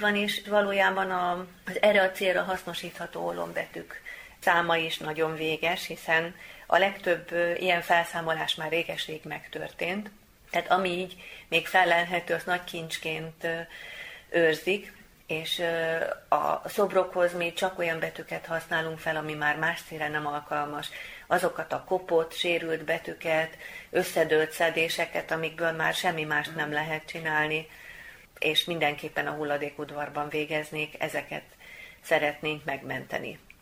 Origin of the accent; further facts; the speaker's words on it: Veszprém, Veszprém County, Hungary; veszprémi származású vagyok